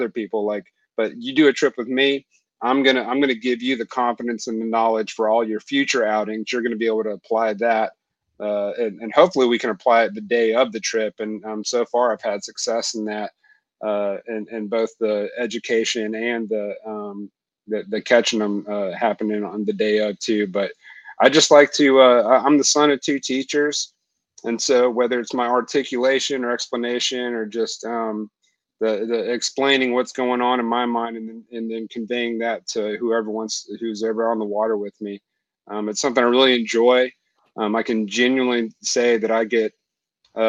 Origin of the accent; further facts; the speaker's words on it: Southeast, United States; also born or lived in California / Alabama; fishing was a part of my childhood, but not anything competitive or not anything knowledgeable. It was just purely a recreational pastime as like, you know, many young boys would experience in the Southeast.